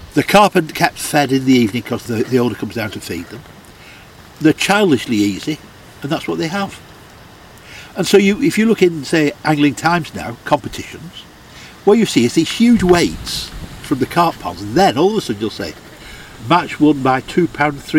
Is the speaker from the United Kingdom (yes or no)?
yes; England, United Kingdom; I'm an Englishman and proud to be English